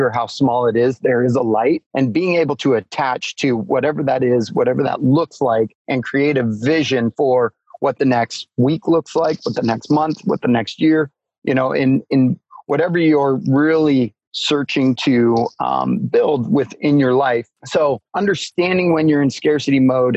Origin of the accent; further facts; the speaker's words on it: Alaska, United States; growing up in Alaska